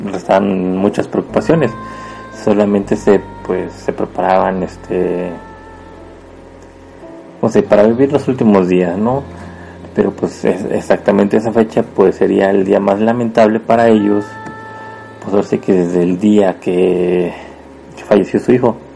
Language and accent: Spanish; Puebla, Mexico; yo soy originario de México, orgullosamente de Puebla